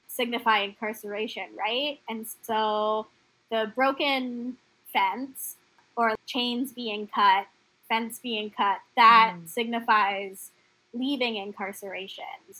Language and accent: English; Bermuda; moved away; also born or lived in Canada; We had property growing up in Bermuda